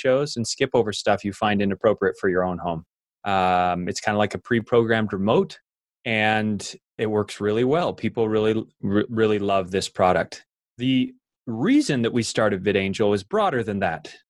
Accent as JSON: {"language": "English", "region": "Idaho", "country": "United States", "tie": "born or raised there", "said": "growing up in Idaho, I worked on dairy farms"}